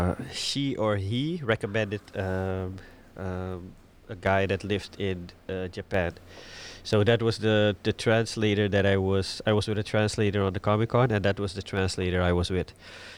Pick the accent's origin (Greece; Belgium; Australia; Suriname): Suriname; moved away as an adult; now in Netherlands; I was born in Suriname, and when I was about 29, I moved here for my girlfriend, who is now my wife.